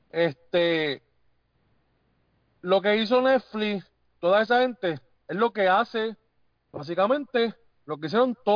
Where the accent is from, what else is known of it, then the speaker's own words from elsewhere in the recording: Puerto Rico; O sea, yo soy puertorriqueño, yo no soy americano.